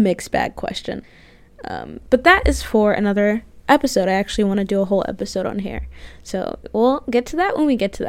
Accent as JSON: {"language": "English", "town": "Jacksonville", "region": "Florida", "country": "United States", "moved": "as an adult", "lives_now": "Chicago, United States", "said": "I'm originally from Florida, actually. Jacksonville, Florida"}